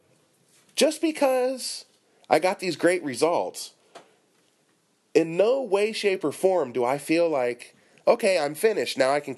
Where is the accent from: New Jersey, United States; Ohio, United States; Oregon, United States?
Ohio, United States; Cincinnati; also born or lived in Northern Kentucky; now in Japan; I'm from Cincinnati, Northern Kentucky, and before I came to Japan